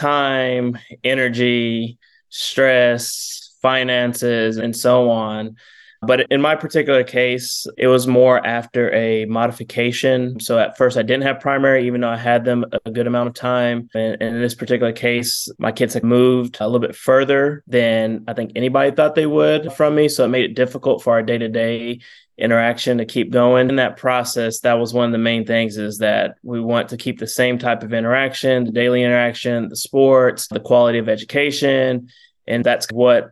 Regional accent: San Antonio, Texas, United States; born and raised in San Antonio, Texas

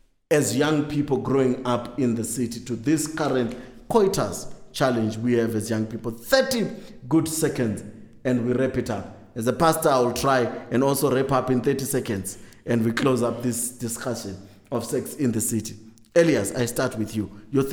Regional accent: Harare, Zimbabwe; we find ourselves in as young people growing up in Harare, growing up in big, busy cities.

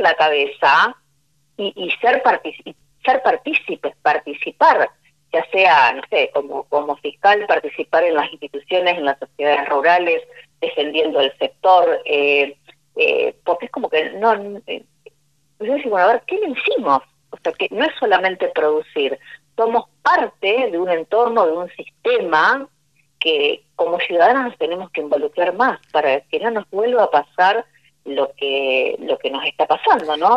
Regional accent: Argentina; como, como argentinos

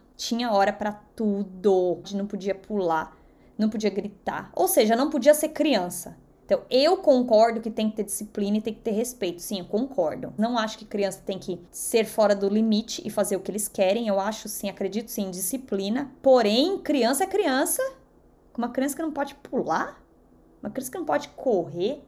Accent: São Paulo, Brazil; first language Portuguese; moved away as an adult; now in United States; que vim da zona leste de São Paulo

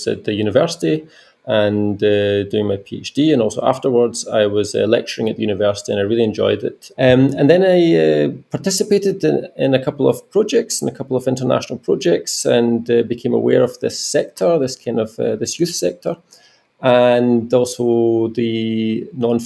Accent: Glasgow, Scotland, United Kingdom; now in Germany; I'm originally from Glasgow in Scotland, in the United Kingdom

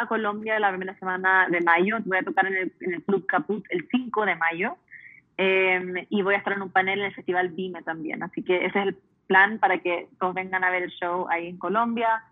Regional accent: United States; Yo me crié en Estados Unidos siendo chilena, entonces viviendo en una casa bilingüe, multicultural

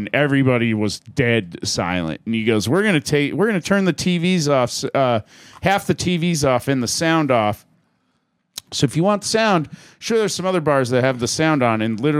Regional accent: Deadwood, South Dakota, United States; My bio says I was born in Deadwood.

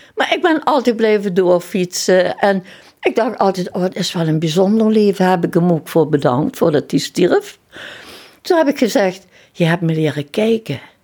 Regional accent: Kerkrade, Limburg, Netherlands; also born or lived in Heerlen; Ik ben geboren in Kerkrade

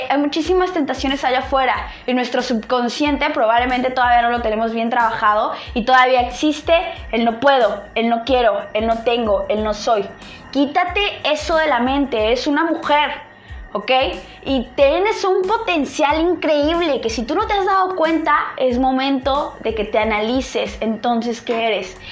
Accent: State of Mexico, Mexico; yo soy nacida en el Estado de México, estudié hasta la preparatoria en el Estado de México

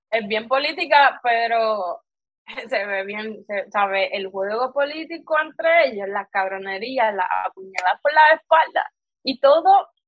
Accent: Puerto Rico; como buen boricua.

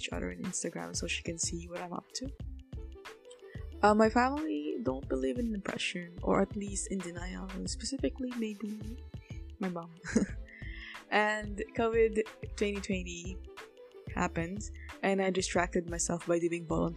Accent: Philippines; as a Filipino who claims herself to be an activist

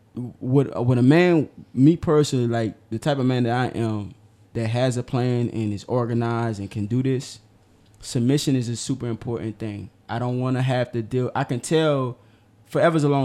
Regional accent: New Orleans, Louisiana, United States; I'm from New Orleans.

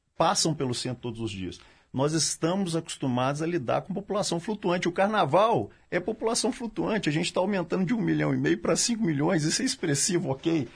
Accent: Minas Gerais, Brazil; eu falo como mineiro, não só como policial militar

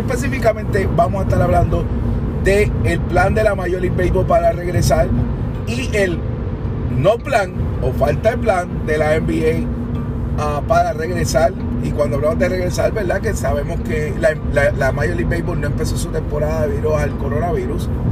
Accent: Puerto Rico; somos de Puerto Rico

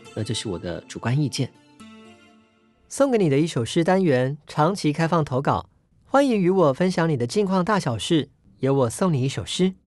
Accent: Taiwan; 我身为一个土生土长的台湾岛屿的居民，从小所见的环境呢，大概就是椰林或者是海洋、山峦等等

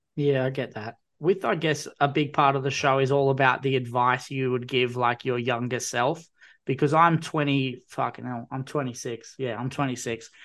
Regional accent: Newcastle, New South Wales, Australia; I'm from Newcastle originally, grew up on, like, New South Wales origin

